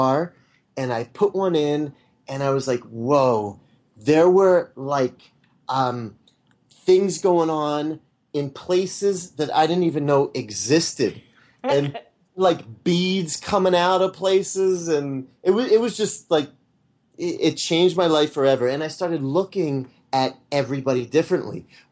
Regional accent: Blue Ball, Pennsylvania, United States; I was born and I grew up in Blue Ball, Pennsylvania

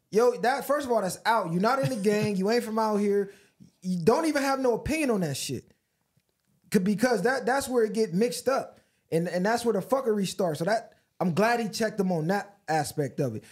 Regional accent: United States; I'm an American, a taxpayer by force

